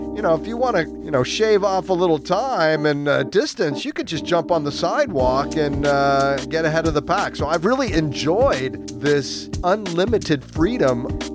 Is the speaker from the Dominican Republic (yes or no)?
no; United States; now in Ho Chi Minh City, Vietnam; I am an American